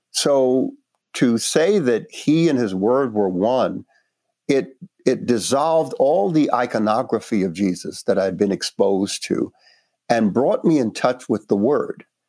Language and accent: English; New York City, New York, United States; also born or lived in Panama; I grew up in Brooklyn, uh, Northeast, New York City